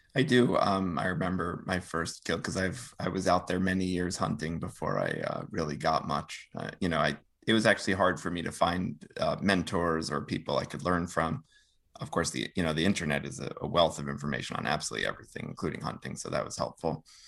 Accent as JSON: {"language": "English", "region": "northern New Jersey", "country": "United States", "tie": "born or raised there", "said": "I grew up in, um, the suburbs of northern New Jersey, right outside, outside of New York"}